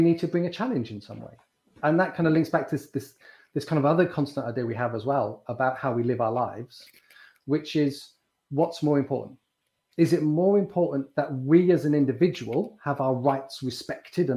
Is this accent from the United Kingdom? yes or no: yes; United Kingdom; We're both in Britain. We're both British